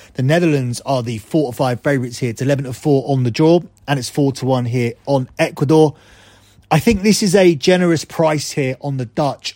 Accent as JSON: {"language": "English", "region": "England", "country": "United Kingdom", "said": "I am English"}